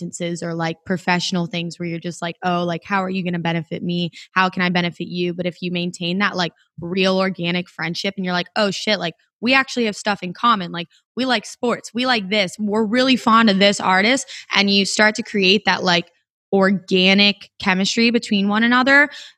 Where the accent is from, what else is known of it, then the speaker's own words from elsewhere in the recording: Gary, Indiana, United States; born there; I was born in Gary, Indiana. So I have family between like Valpo, Indiana, Gary, all the way into the city.